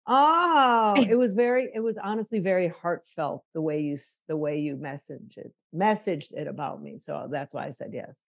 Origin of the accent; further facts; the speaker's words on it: Chicago, Illinois, United States; Growing up in Chicago, my mom was 21 when I was born